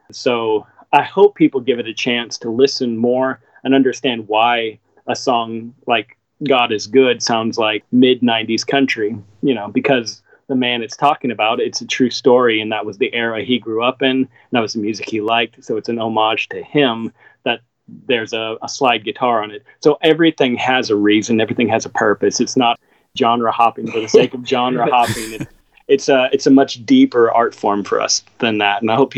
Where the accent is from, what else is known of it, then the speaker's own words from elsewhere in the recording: Seattle, Washington, United States; maybe part of that was just growing up in Seattle. It's a very, very fast-paced city, very cold in a lot of ways.